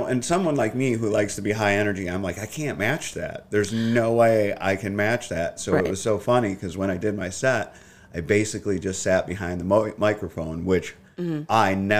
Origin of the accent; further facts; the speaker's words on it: Sterling Heights, Michigan, United States; Yeah, the east side of Sterling Heights. So that was like, there was a difference because one side was predominantly Chaldean and then the other side was Polish and Italian.